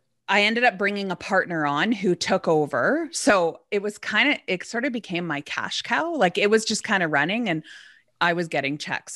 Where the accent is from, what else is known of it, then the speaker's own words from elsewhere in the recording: Edmonton, Alberta, Canada; born there; I was born in Edmonton, Alberta.